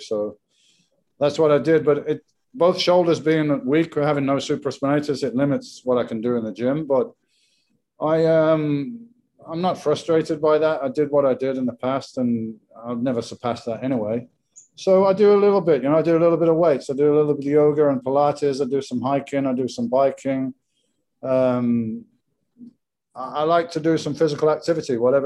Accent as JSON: {"language": "English", "region": "England", "country": "United Kingdom", "moved": "as an adult", "lives_now": "Spain", "said": "I'm English"}